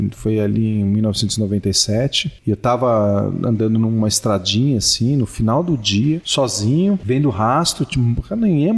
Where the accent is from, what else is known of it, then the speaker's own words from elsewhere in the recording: São Paulo, Brazil; moved away as an adult; also born or lived in Florida; sou biólogo, de São Paulo, paulistano da gema